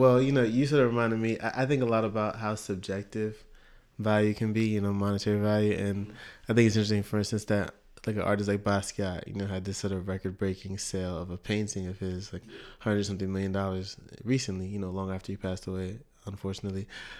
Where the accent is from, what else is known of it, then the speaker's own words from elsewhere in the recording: United States; I was born in Canada, but only lived there for a year. So I grew in Canada, you know, in Vancouver, Canada. But I was, but I grew up in the U.S.